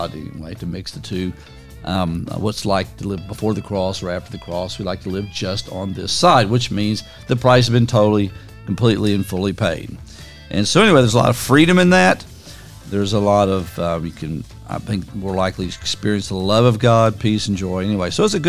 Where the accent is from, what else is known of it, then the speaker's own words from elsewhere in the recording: Central Kentucky, United States; growing up in Central Kentucky